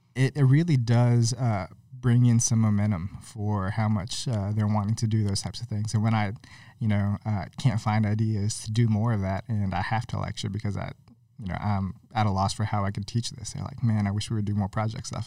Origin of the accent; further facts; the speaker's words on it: Bayou La Batre, Alabama, United States; also born or lived in California / Mobile, Alabama; we moved to Alabama when I was six.